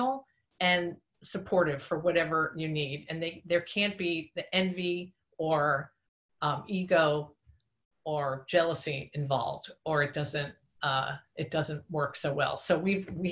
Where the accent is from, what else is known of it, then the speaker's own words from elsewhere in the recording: Long Island, New York, United States; I'm from Long Island, New York.